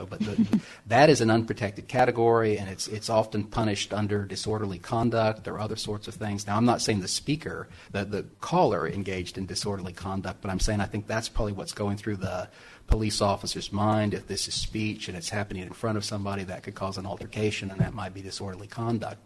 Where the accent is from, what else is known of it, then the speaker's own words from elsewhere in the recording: Texas, United States; I'm from Texas with lots of Bible Christians